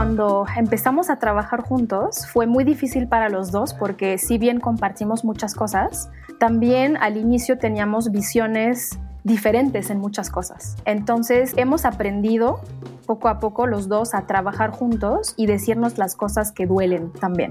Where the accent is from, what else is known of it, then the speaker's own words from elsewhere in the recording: Morocco; moved away as an adult; also born or lived in France; now in Mexico; yo nací en Marruecos